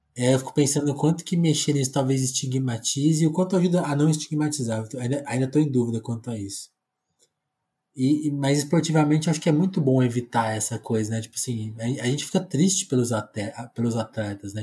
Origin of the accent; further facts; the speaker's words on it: Brazil; eu, que nunca saí do Brasil